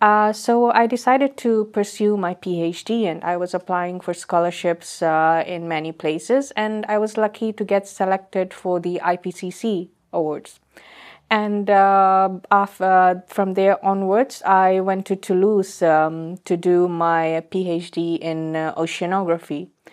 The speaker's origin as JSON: {"language": "English", "country": "Fiji", "said": "I'm from the Fiji Island."}